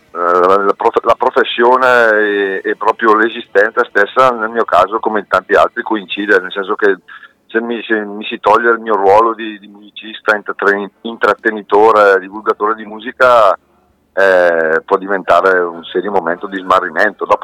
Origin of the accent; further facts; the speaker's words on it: Pisogne, Lombardy, Italy; io sono di, Pis- sono di Pisonia, lago di Geo.